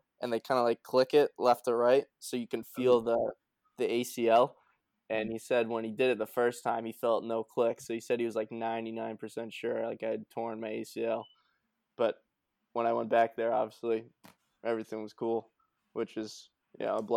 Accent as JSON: {"language": "English", "country": "United States", "tie": "born or raised there", "said": "my hometown's a small town, like on the border of Mass and Round"}